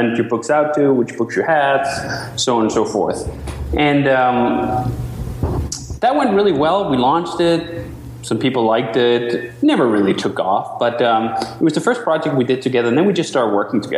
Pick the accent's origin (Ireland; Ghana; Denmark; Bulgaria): Denmark; moved away as an adult; now in United States; I'm from Denmark originally. I moved to the U.S. in 2005